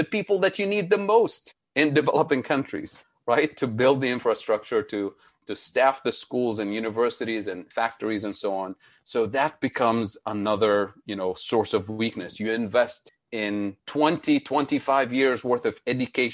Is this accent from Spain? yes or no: no; Tunisia; also born or lived in Middle East; now in United States; my home country, Tunisia in North Africa